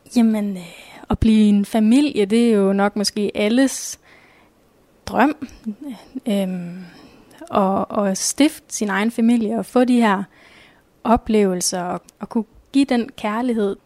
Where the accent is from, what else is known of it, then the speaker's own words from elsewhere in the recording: Nørre Borg, by Ringkøbing Fjord, Central Denmark Region, Denmark; moved away as an adult; now in Skjern, Denmark; Jeg kommer oprindeligt fra Nørreborg, som ligger ved, ved Ringkøbing Fjord.